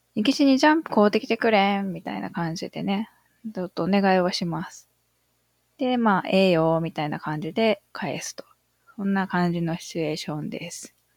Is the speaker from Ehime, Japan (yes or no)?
yes; Iyo, Ehime, Japan; born or raised there; accent: Iyo dialect